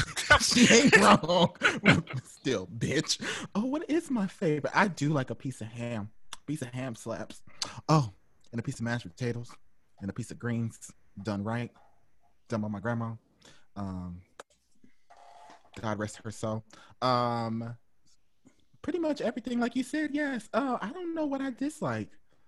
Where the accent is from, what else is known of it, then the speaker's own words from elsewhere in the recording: Kansas City, Missouri, United States; Kansas City, Missouri.